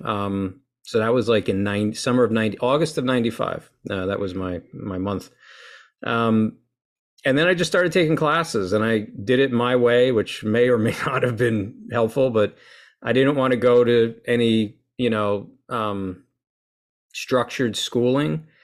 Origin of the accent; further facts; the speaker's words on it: Lincoln Park, New Jersey, United States; I was born and raised in Lincoln Park, New Jersey, uh, by Wayne